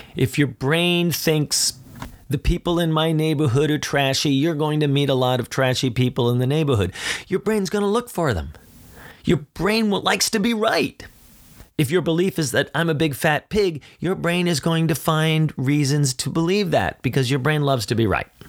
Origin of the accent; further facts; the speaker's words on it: Philadelphia, Pennsylvania, United States; I'm from Philly